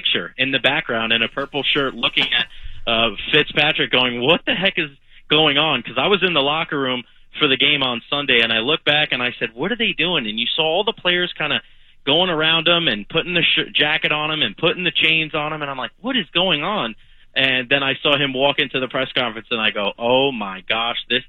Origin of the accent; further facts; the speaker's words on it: New York, United States; now in Tampa, United States; I grew up in New York, and half of my family are Jets fans